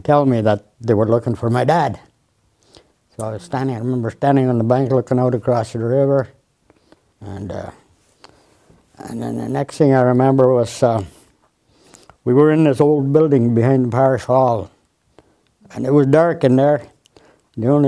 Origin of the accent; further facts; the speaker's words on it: Moosonee, Ontario, Canada; that's where I grew up in Moose Knee